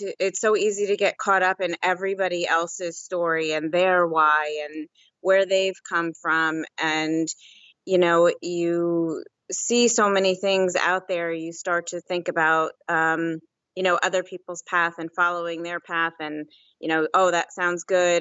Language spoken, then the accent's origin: English; New Jersey, United States; now in Pennsylvania, United States; Originally from New Jersey, and I live in Pennsylvania now.